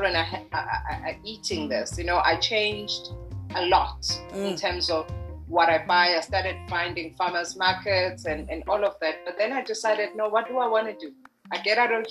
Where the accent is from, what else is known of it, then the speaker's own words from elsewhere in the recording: Margate, KwaZulu-Natal, South Africa; we were growing up in Margate, which is in the South Coast